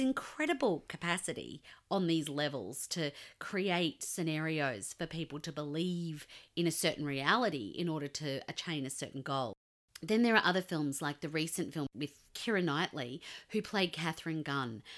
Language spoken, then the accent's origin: English; Australia; you and I both reject Scott Morrison as our Australian father